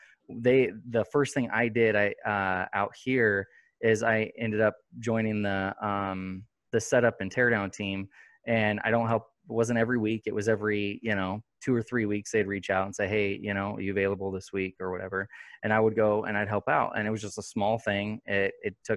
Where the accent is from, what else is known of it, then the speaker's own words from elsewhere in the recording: Sacramento, California, United States; moved away as an adult; also born or lived in Gardnerville, Nevada; now in Fernley, United States; we're from Sacramento. And then about, 5 years ago, we moved to Gardnerville. And then last year we moved to Fernley.